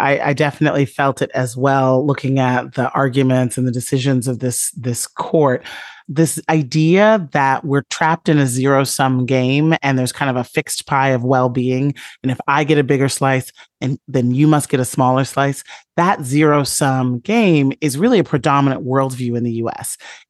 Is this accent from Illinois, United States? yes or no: yes; Chicago, Illinois, United States; that I saw all around me growing up in the South Side of Chicago during the kind of rolling thunder of the inequality era under Ronald Reagan.